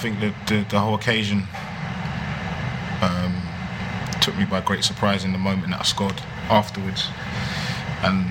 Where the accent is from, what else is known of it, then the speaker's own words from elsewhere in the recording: London, United Kingdom; It's a special moment for me being at my hometown club. I've sat in those stands before. Walked these roads